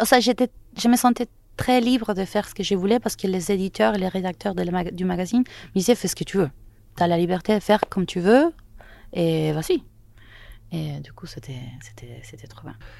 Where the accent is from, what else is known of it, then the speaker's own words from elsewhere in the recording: Caracas, Capital District, Venezuela; French is a second language; moved away as an adult; also born or lived in Toulouse, France; je suis né au Venezuela, à Caracas. Là, j'ai étudié les arts libéraux à l'université métropolitaine pendant trois ans